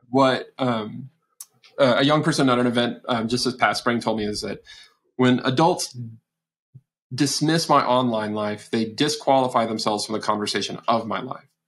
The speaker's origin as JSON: {"language": "English", "region": "Texas", "country": "United States", "said": "I'm from Texas, where where I met my wife at college"}